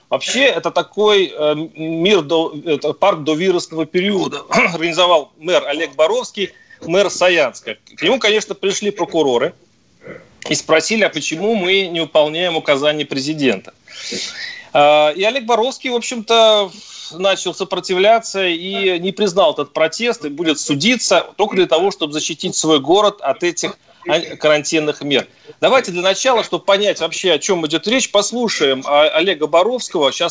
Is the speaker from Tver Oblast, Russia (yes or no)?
yes; Tver, Tver Oblast, Russia; я говорю, нет, я не из Москвы, я из Твери.